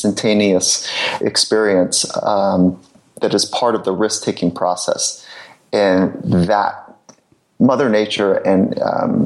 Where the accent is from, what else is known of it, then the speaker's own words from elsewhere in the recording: Southern California, United States; I grew up in Southern California